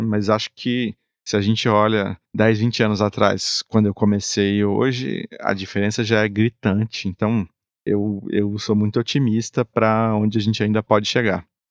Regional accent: Brazil; nós como brasileiros

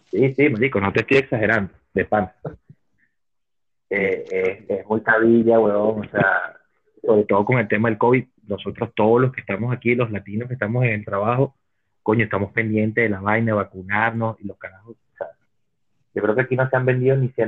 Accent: Cuba; now in United States; yo me vine de Cuba para venirme a morir aquí de una gripe.

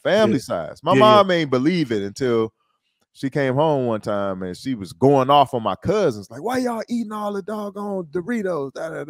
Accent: Detroit, Michigan, United States; I'm East Side, dog. This, like, you know, people be saying they from Detroit. You be like, where? Oh, Farmington Hills. Like, no, I'm 48224, dog.

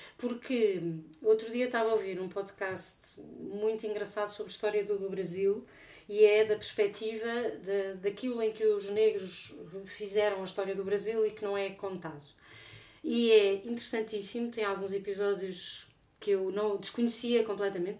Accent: Portugal; eu sou portuguesa.

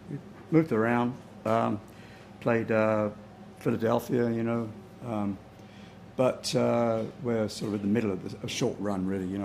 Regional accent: Bromley, London, United Kingdom; now in San Rafael, United States; Uh, in South London, Bromley, okay. in the county of Kent.

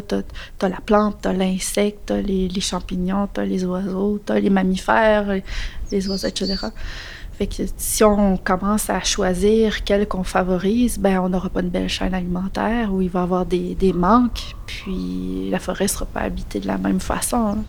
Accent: Beauce, Quebec, Canada; now in Îles-de-la-Madeleine, Canada; j'ai grandi en Beauce

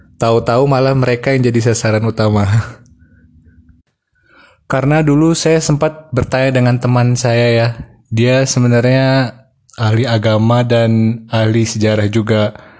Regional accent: Bintan Island, Riau Islands, Indonesia; saya besar di Pulau Bintan

